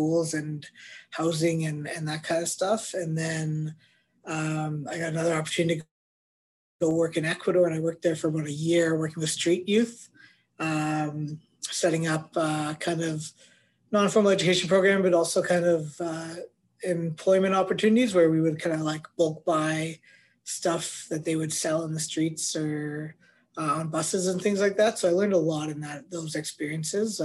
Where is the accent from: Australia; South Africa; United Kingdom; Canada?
Canada; Winnipeg, Manitoba; I'm a Winnipegger, born and raised. I grew up in East Kildonan